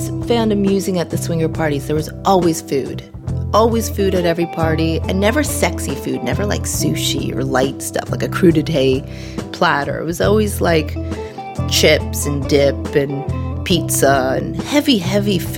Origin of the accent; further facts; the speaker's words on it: Canada; As a Canadian